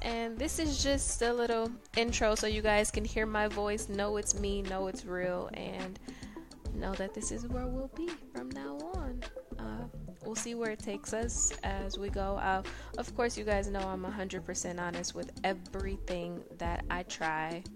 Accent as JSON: {"language": "English", "town": "Detroit", "region": "Michigan", "country": "United States", "said": "I am from Detroit, Michigan"}